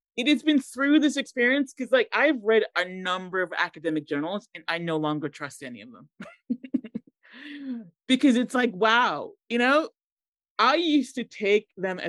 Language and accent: English; Boston, Massachusetts, United States; accent: American twang; moved away as an adult; also born or lived in Montserrat / Chicago, United States; now in London, United Kingdom; I grew up in Boston, one of the most Irish cities.